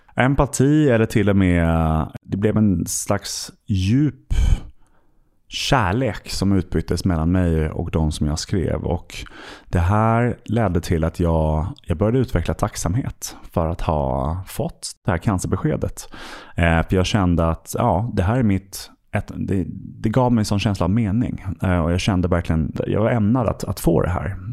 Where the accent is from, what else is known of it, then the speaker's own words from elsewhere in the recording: Stockholm, Stockholm County, Sweden; also born or lived in London; jag eh, är född och uppvuxen här i Stockholm